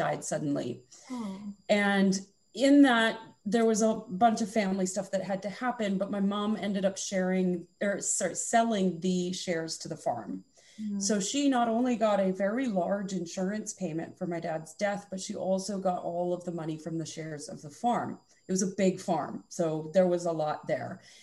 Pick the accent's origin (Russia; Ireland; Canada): Canada; Alberta; also born or lived in Okanagan, British Columbia; now in West Kelowna, Canada; The Okanagan in British Columbia has always been my home since I grew up in Alberta